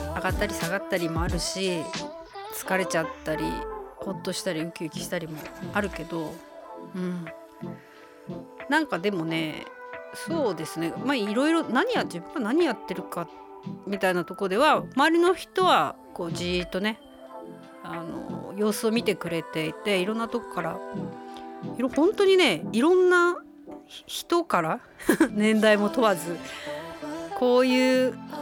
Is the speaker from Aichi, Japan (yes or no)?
no; Obihiro, Hokkaido, Japan; 地元帯広